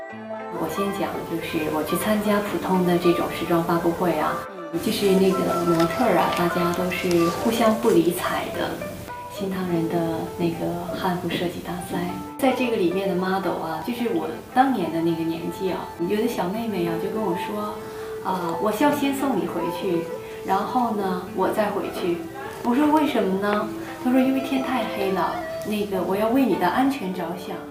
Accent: northern China, China; 我是北方人嘛

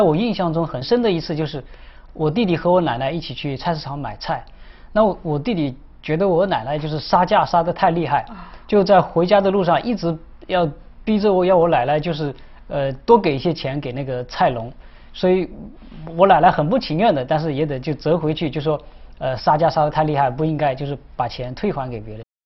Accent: Wan'an, Jiangxi, China; moved away; 我的家乡是在江西省万安县福隆镇，那是一个，呃，一个山区，实际上交通很闭塞

